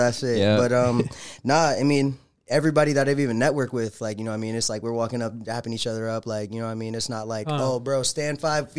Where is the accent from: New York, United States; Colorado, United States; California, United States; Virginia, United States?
Virginia, United States; Fredericksburg; now in Arizona, United States; Virginia, 540. Fredericksburg, Virginia, bro. That's where I'm from.